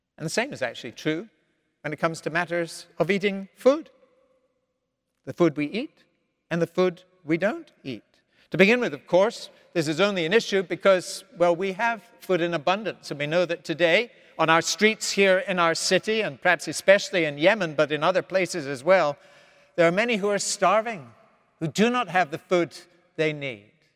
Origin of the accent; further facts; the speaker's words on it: Scotland, United Kingdom; moved away as an adult; now in United States; I was raised in the Scotland of the fifties, sixties, and seventies